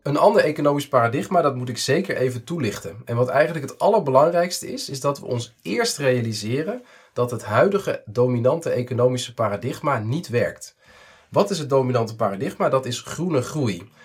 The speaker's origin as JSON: {"language": "Dutch", "country": "Netherlands"}